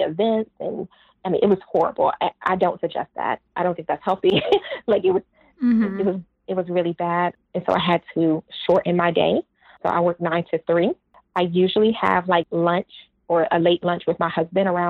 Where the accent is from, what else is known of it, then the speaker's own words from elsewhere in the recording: Washington, District of Columbia, United States; moved away as an adult; also born or lived in Atlanta, Georgia; I danced at the Kennedy Center because I'm from Washington, D.C.